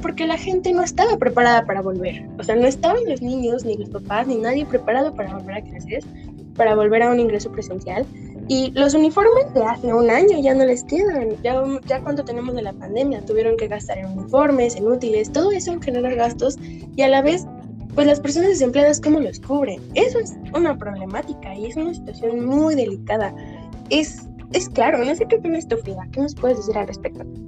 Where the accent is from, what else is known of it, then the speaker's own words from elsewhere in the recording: Mexico; nuestro país